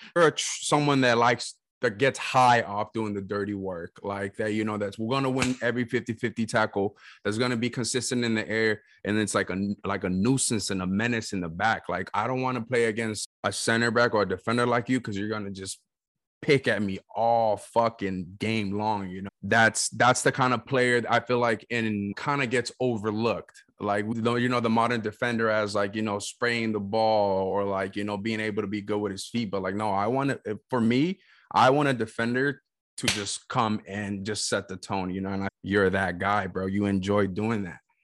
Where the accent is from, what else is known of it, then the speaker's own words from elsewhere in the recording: West Coast, United States; I grew up in the West Coast